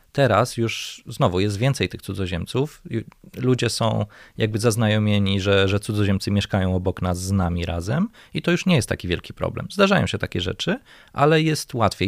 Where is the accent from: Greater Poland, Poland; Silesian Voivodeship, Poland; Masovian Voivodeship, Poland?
Masovian Voivodeship, Poland; Warsaw; będąc warszawiakiem od urodzenia, mieszkając w tym mieście